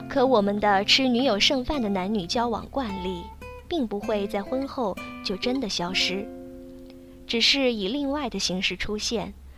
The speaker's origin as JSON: {"language": "Chinese", "country": "China", "said": "我们中国人"}